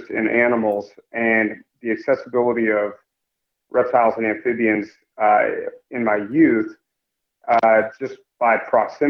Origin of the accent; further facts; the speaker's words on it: Kansas City, United States; growing up in Kansas City